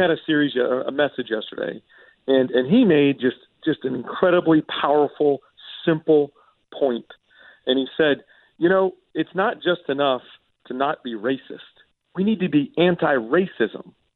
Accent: Alpharetta, Georgia, United States; I grew up in Alpharetta

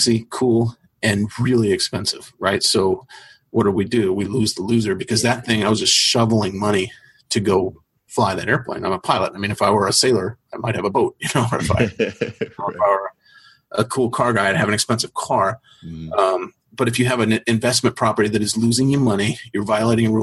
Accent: Topeka, Kansas, United States; moved away; also born or lived in Arizona; I was born in Topeka, Kansas

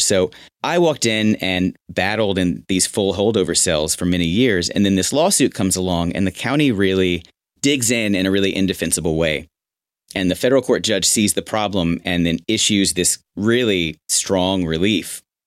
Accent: Houston, Texas, United States; moved away as an adult; also born or lived in Austin / New York / Los Angeles; my hometown

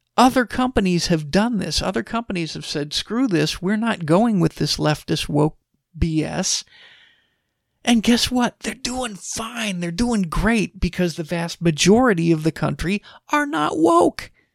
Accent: Texas, United States; I'm from Texas.

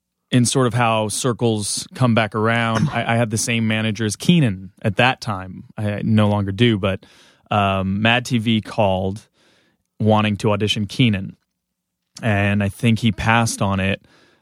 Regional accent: Southern California, United States; Southern California.

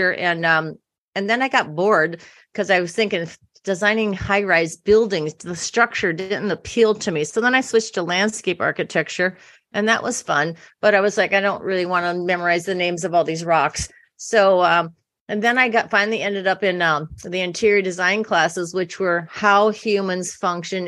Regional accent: Iowa, United States; also born or lived in New York City; now in California, United States; I grew up in a small town in Iowa

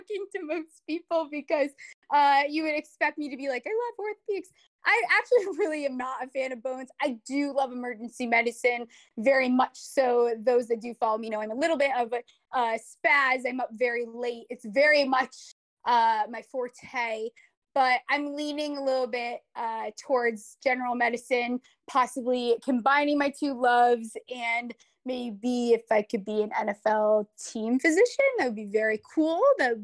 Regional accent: Connecticut, United States; moved away as an adult; also born or lived in Arizona / Caribbean; You don't get born and raised in Connecticut, go to college in Arizona

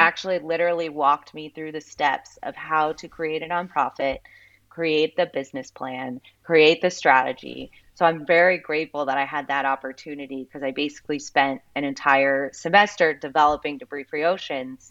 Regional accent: Southeast Florida, United States; I grew up in Southeast Florida

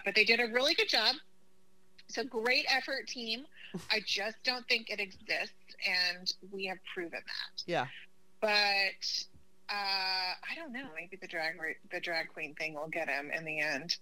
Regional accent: Oklahoma, United States; moved away; I'm originally from Oklahoma

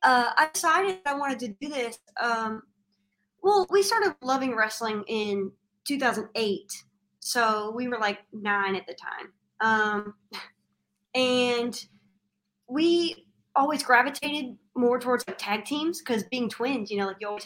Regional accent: Kentucky, United States; we're from Kentucky and we're looking up flights to LA.

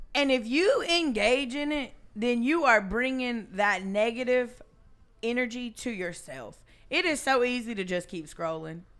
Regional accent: South Georgia, United States; I was raised in South Georgia

